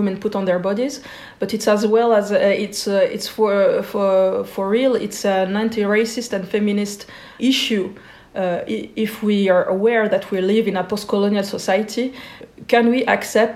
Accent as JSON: {"language": "English", "region": "Geneva", "country": "Switzerland", "tie": "born or raised there", "said": "growing up in Switzerland, being born in the 80s"}